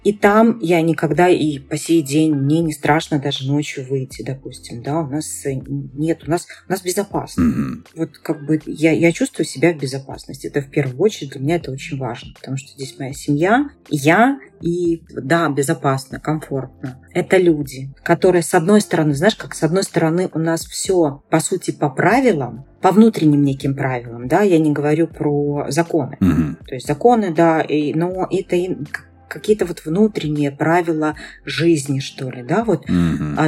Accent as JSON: {"language": "Russian", "country": "Belarus", "tie": "born or raised there", "said": "я белоруска, да, и выросла, и родилась, и как бы живу"}